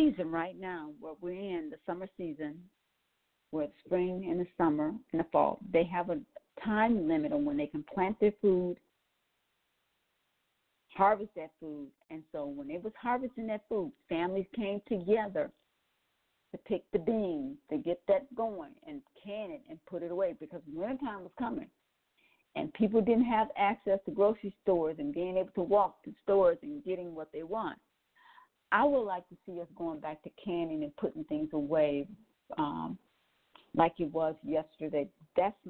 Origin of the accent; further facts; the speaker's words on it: Milwaukee, Wisconsin, United States; also born or lived in New Orleans, Louisiana; I was born in New Orleans and raised in Milwaukee, Wisconsin